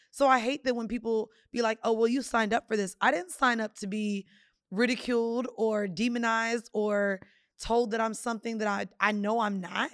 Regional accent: Jamaica; I'm Jamaican

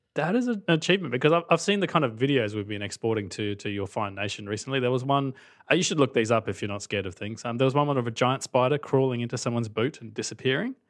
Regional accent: Australia; accent: Australian; the accent is real. I'm actually from Australia

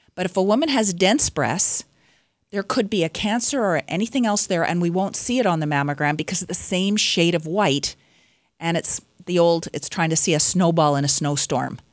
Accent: British Columbia, Canada; I'm from British Columbia

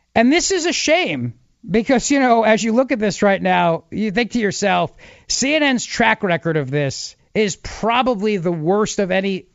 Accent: Philadelphia, Pennsylvania, United States; from Mark's hometown of Philadelphia.

